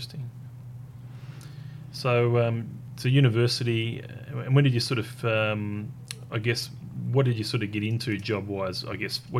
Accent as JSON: {"language": "English", "region": "Tasmania", "country": "Australia", "tie": "born or raised there", "said": "I was born in Tasmania, mm-hmm. As a youngster in Tasmania"}